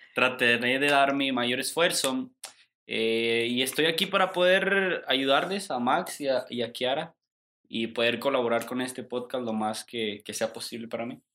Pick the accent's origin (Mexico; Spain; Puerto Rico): Mexico; nosotros como mexicanos